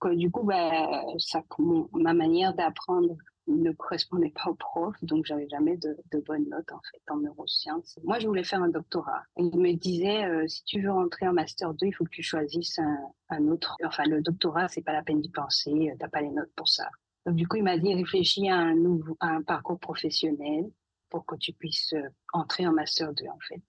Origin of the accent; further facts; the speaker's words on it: Saint-Claude, Guadeloupe; moved away; guadeloupéenne d'origine. Je suis née à Saint-Claude